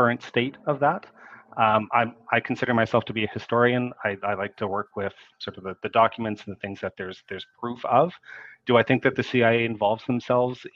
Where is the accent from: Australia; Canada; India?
Canada; I'm a Canadian